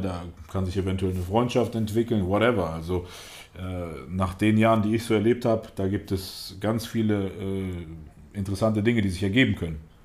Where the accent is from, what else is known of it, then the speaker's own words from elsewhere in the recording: Detmold, North Rhine-Westphalia, Germany; also born or lived in Russia / Gelsenkirchen / Lage; ursprünglich bin ich gar nicht in Deutschland geboren, sondern ich bin in Russland geboren. Äh, meine Eltern sind dann 1990, da war ich knapp drei Jahre alt, nach Deutschland gekommen. Und über Gelsenkirchen sind wir dann erstmal nach Detmold gekommen. In Detmold habe ich dann, war ich bis in die fünfte Klasse. Und von dort aus sind meine Eltern dann nach Lage gezogen